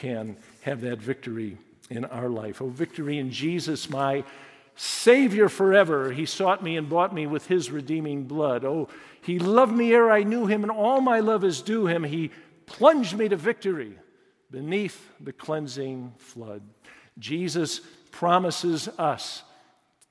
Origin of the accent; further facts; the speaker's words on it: Chicago, Illinois, United States; I was born in Chicago in the city, grew up in the suburbs